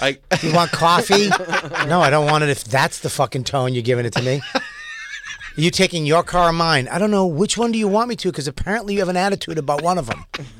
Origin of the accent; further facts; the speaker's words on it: Boston, Massachusetts, United States; I'm from Boston.